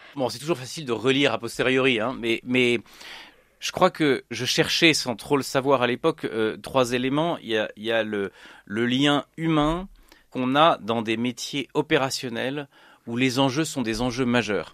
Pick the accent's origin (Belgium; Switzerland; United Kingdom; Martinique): Switzerland; also born or lived in Annecy area, France; now in Annecy, France; suis né en Suisse dans une famille protestante, réformée, hein, calviniste